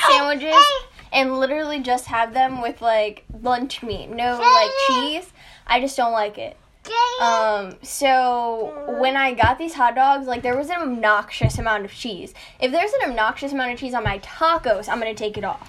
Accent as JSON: {"language": "English", "town": "Chicago", "region": "Illinois", "country": "United States", "said": "I'm from Chicago."}